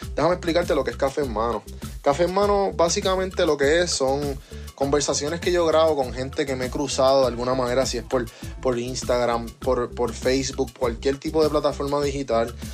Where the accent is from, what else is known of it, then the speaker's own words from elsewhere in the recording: Puerto Rico; now in Atlanta, United States; Aquí, que yo vivo en Atlanta, fuera de Puerto Rico, siendo boricua